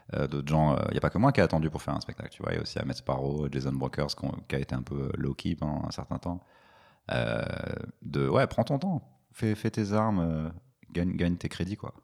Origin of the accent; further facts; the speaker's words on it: Paris suburbs, Île-de-France, France; la banlieue parisienne